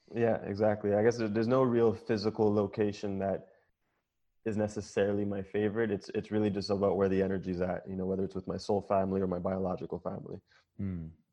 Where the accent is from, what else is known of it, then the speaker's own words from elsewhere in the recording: Jamaica; I'm Jamaican